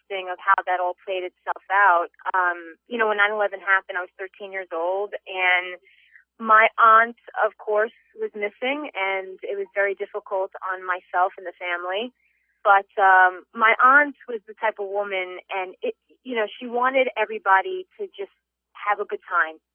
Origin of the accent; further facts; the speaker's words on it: Secaucus, New Jersey, United States; my hometown of Secaucus, New Jersey